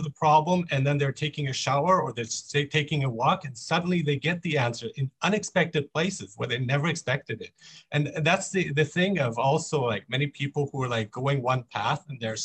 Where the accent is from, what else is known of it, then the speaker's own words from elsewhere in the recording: Iran; moved away; also born or lived in Mexico; I am from Iran. I was born in Iran.